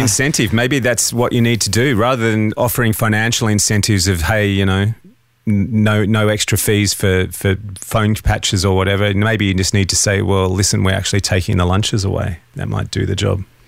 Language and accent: English; Australia; as an Aussie with a home studio